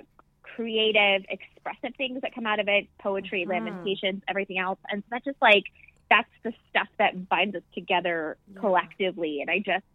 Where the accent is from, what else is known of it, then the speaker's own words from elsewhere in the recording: West Michigan, United States; I grew up in West Michigan